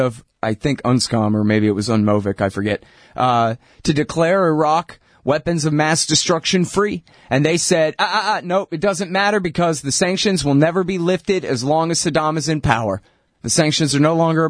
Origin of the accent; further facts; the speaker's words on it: Texas, United States; I'm from Texas. I'm almost 40 now. I'm like 39 and a half or something like that. So that's my era and whatever. And I was raised around mostly white Protestants, I guess, in the neighborhood